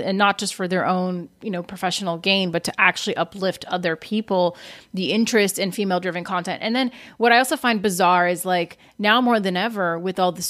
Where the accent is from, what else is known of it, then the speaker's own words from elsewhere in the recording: Brazil; now in United States; I'm from Brazil, and when I came to America